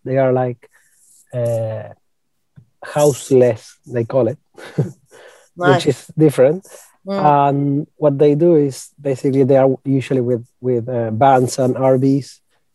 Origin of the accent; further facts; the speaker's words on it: Argentina; We are from Argentina, we're Latin Americans